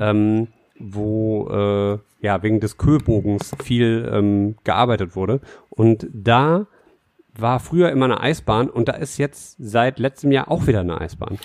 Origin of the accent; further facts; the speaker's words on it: Düsseldorf, North Rhine-Westphalia, Germany; also born or lived in Bilk, Düsseldorf; habe ich in Herd verbracht. Ich bin ein härter Jung. Aha. Ich äh, bin da groß geworden.